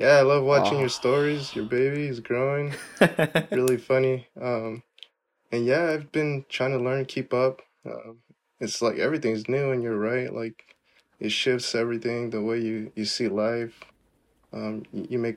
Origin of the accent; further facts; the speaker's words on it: Woodburn, Oregon, United States; I'm from Woodburn. Woodburn is where I'm from.